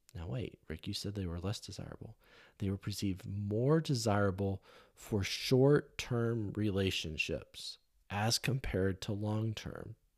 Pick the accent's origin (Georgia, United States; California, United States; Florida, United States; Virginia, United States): California, United States; growing up in California